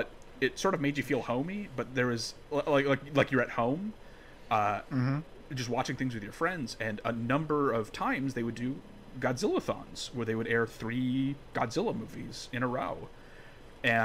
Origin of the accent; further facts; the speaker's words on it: North Dakota, United States; I grew up in North Dakota